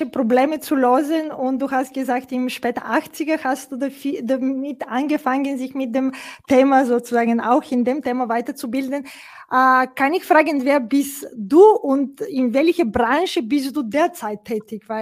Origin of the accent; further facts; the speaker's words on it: Bulgaria; German is a second language; ich komme aus Bulgarien ursprünglich